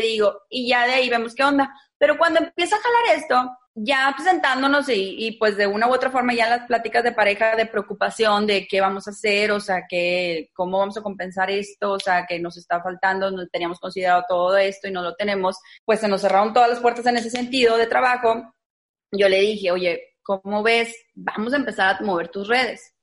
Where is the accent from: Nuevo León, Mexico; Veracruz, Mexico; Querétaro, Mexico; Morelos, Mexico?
Nuevo León, Mexico; Monterrey; Yo soy regia 100%, de aquí de Monterrey